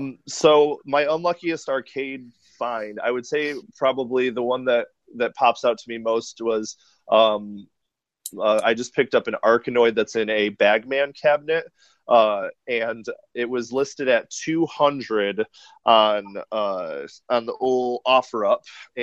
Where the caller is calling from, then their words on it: Portland, Oregon, United States; I'm calling from Portland, Oregon.